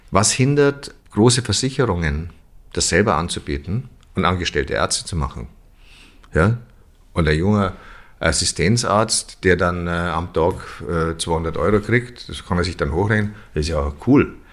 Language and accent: German; Germany; Das ist ja so, wenn man so will, als Deutscher auch so, man ist ja so Bedenkenträger.